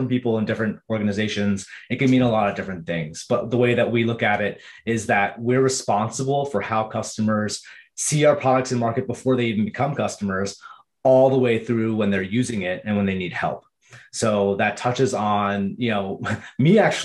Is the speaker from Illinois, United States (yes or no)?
no; Rockland County, New York, United States; moved away as an adult; also born or lived in Philadelphia; now in California, United States; I grew up in New York. I was raised in the suburbs in a place called Rockland County.